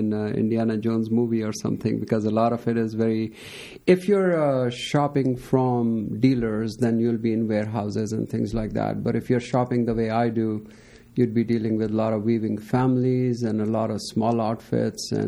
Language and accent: English; Pakistan; now in United States; I'm a U.S. citizen, but I was born in Pakistan. I came here as a kid